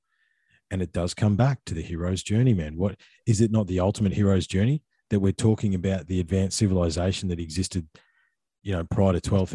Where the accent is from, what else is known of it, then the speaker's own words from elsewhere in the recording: Ballarat, Victoria, Australia; Born and bred in Ballarat